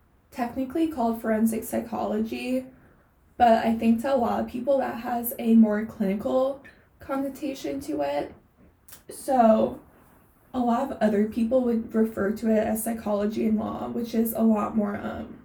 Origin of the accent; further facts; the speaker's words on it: East Coast, United States; moved away as an adult; also born or lived in Southern California; now in Los Angeles, United States; I was originally from the East Coast, and I moved out to Southern California for undergrad.